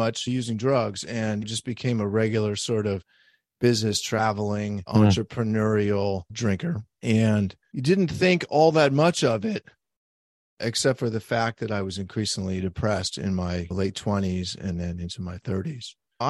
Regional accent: San Francisco, California, United States; I grew up here in San Francisco, and I began drinking and using all sorts of drugs at about the age of 10.

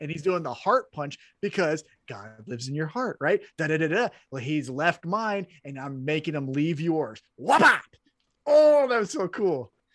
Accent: Independence, Missouri, United States; born or raised there

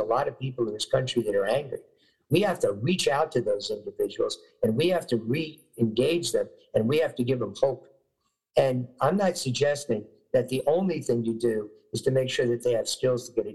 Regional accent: New York, United States; when I was growing up in New York, you know, many years ago

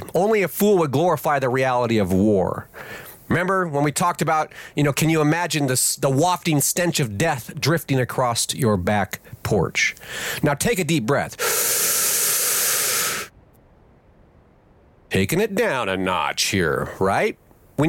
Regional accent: United States; I am an American peasant

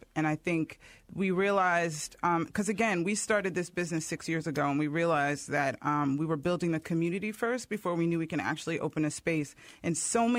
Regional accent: New York, United States; I grew up in New York

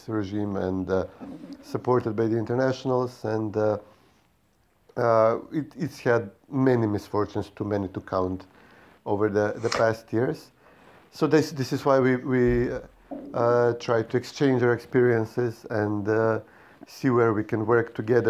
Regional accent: North Macedonia; I'm a journalist from Macedonia.

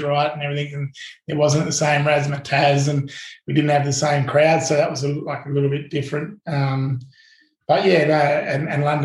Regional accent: Perth, Western Australia, Australia; being an Aussie

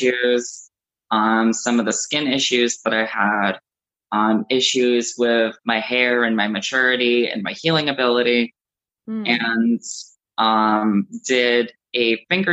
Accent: South Florida, United States; I grew up in South Florida

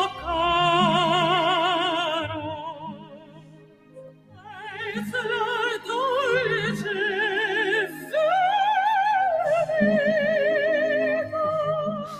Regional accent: United States; we as Americans

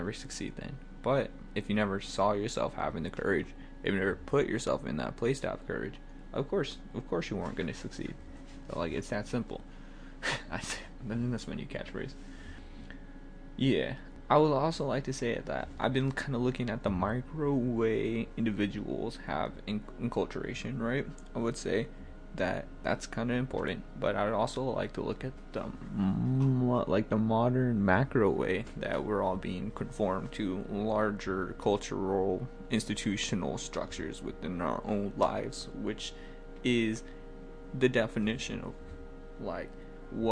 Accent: the South, United States; I'm from the South, I say y'all

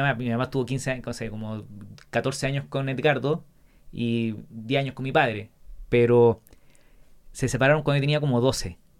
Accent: La Serena, Coquimbo, Chile; yo soy de La Serena

